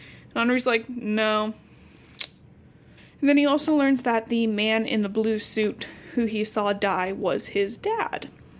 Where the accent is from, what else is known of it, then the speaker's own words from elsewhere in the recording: Cincinnati, Ohio, United States; I'm from Cincinnati